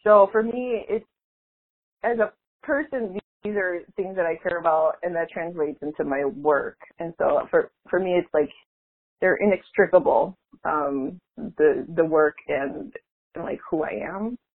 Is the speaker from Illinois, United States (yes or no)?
yes; Cicero, Illinois, United States; accent: Chicago; moved away as an adult; also born or lived in Bridgeport, Chicago; now in New Jersey, United States; I'm Mexican American. I grew up in Cicero, Illinois. Shout out to Cicero, border Chicago, and most of my family still in the Chicago area. I'm currently living in New Jersey because I'm teaching at Princeton